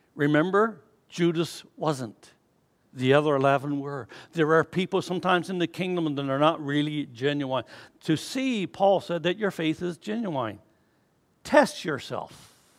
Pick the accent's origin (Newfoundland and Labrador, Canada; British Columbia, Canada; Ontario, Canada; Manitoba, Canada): Newfoundland and Labrador, Canada; moved away; growing up in Newfoundland